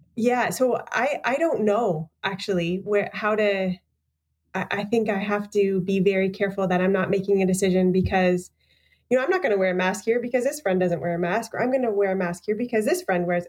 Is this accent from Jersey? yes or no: no; Canada; being Canadian